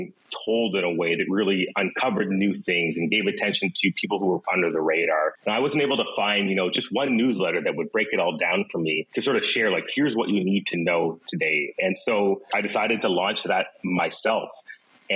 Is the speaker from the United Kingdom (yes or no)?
no; Ottawa, Ontario, Canada; moved away as an adult; now in Vancouver, Canada; I'm actually from Ottawa